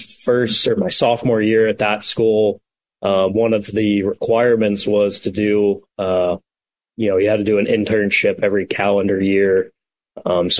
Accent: Knoxville, Tennessee, United States; moved away as an adult; originally from Knoxville, born there, grew up there, lived there basically my whole adult life

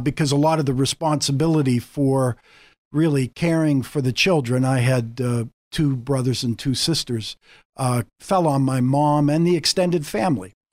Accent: Pittsburgh, Pennsylvania, United States; moved away as an adult; now in Erie, United States; I grew up in a family in Pittsburgh. I'm a Pittsburgh boy

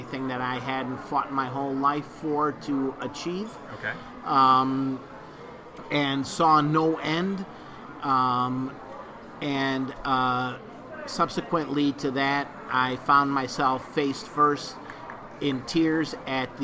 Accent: Chicago, Illinois, United States; moved away as an adult; also born or lived in Cape Coral, Florida; Originally, I'm from Chicago, Illinois

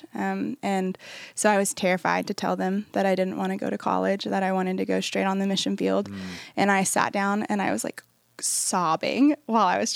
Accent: New Braunfels, Texas, United States; I'm originally from the San Antonio area. I grew up in New Braunfels, Texas

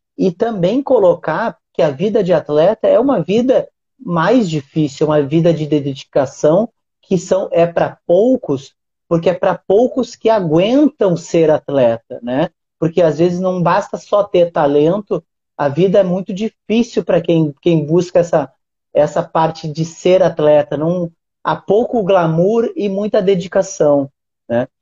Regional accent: Uruguaiana, Rio Grande do Sul, Brazil; now in Rio de Janeiro, Brazil; que é a Liga Uruguaianense de Basquete, que é a cidade onde eu nasci

